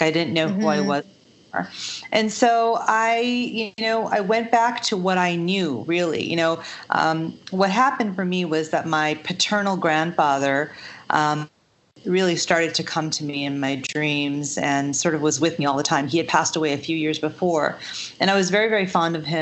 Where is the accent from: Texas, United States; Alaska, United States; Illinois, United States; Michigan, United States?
Illinois, United States; Chicago; I grew up in the suburbs of Chicago